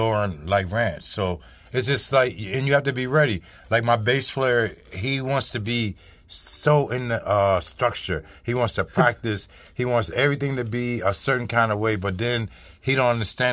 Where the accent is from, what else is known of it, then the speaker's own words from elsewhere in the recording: Mississippi, United States; I was born in Mississippi